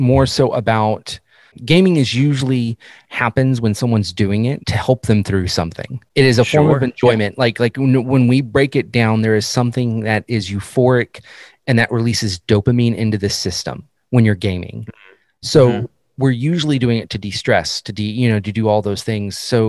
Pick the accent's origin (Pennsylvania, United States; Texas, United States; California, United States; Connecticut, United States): Texas, United States; it doesn't help I'm from Texas.